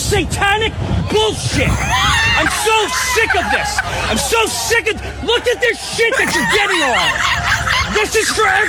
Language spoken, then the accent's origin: English; Philadelphia, Pennsylvania, United States; I'm from Philly.